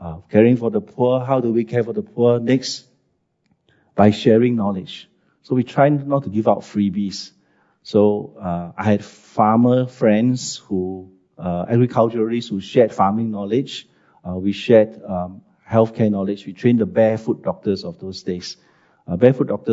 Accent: Singapore; also born or lived in Siglap, Singapore / China; as a Singaporean, when I came back

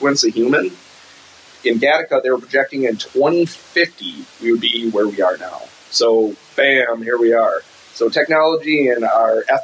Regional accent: Northwoods of Wisconsin, United States; I'm from the Northwoods of Wisconsin

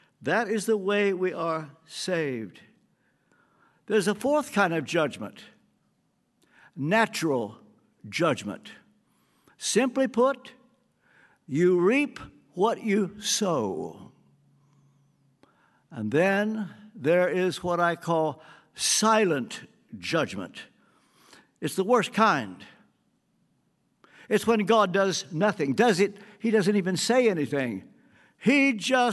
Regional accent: the South, Southern United States, United States; also born or lived in England; I'm a Southerner

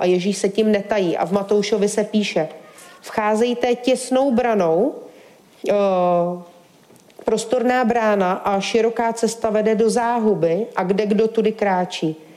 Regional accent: Czechia; já jsem ze Šumavy

